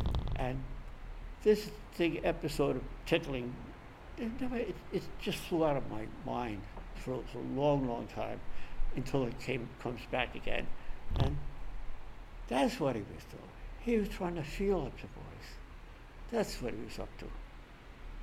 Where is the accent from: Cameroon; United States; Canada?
United States; New York City, New York; it was an adventure growing up in Brooklyn.